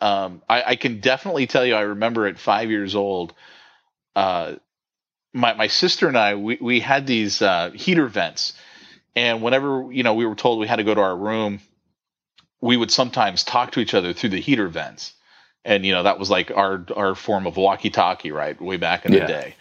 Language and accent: English; San Francisco Bay Area, California, United States; moved away as an adult; now in Southern California, United States; I grew up in the San Francisco Bay Area